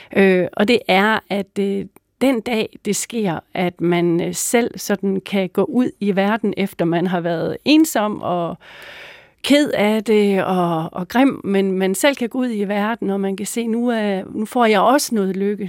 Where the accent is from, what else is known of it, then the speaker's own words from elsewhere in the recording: Mors, North Denmark Region, Denmark; Jeg voksede op på Mors